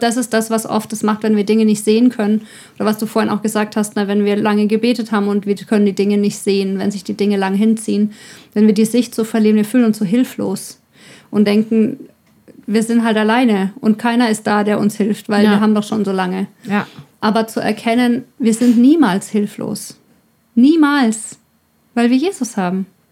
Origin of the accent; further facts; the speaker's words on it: Ore Mountains, Saxony, Germany; ich komme aus dem Erzgebirge